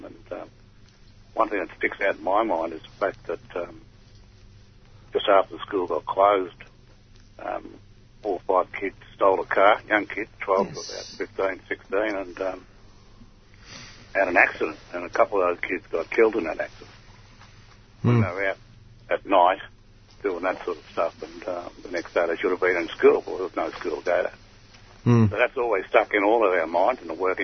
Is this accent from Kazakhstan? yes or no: no; Melbourne, Victoria, Australia; my family have always lived on the corner opposite from the school in 1957